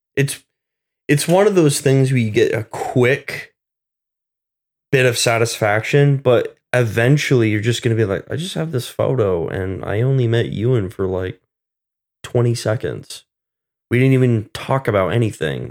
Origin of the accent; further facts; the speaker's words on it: Vermont, United States; moved away; originally from Vermont